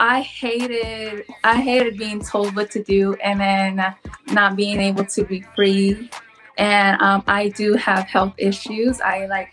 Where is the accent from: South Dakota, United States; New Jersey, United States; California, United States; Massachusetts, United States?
California, United States; I'm from California